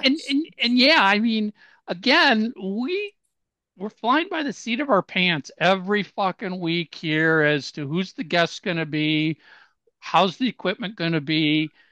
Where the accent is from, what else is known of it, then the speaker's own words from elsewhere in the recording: Minnesota, United States; I'm from Minnesota